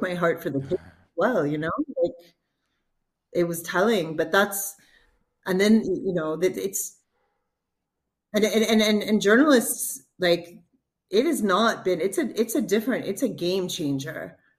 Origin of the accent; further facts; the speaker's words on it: Texas, United States; moved away; also born or lived in Jordan; i'm from texas